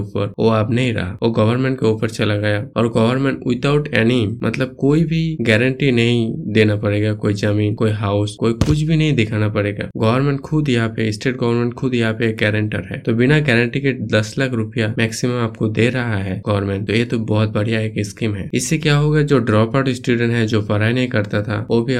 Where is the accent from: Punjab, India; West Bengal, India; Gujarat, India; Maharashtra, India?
West Bengal, India; मैं basically waste Bengal से हूँ